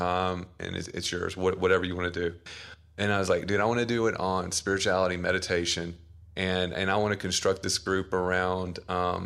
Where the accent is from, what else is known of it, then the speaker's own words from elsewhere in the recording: the South, United States; I'm from the South, like Southern Baptist